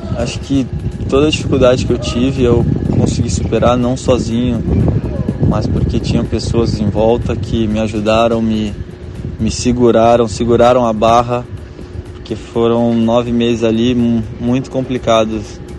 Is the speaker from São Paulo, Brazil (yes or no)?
yes; Caraguatatuba, São Paulo, Brazil; now in Itajaí, Brazil; eu sou de Caraguatatuba